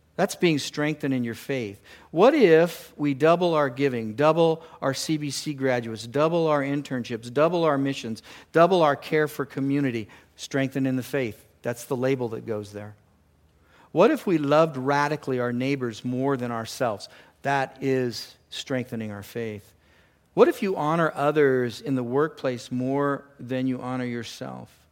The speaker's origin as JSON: {"language": "English", "region": "California", "country": "United States", "tie": "born or raised there", "moved": "yes", "said": "I grew up down in California in the ocean"}